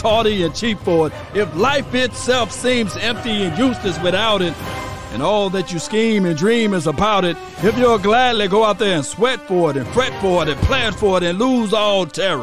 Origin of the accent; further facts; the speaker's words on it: Mississippi, United States; I'm from Mississippi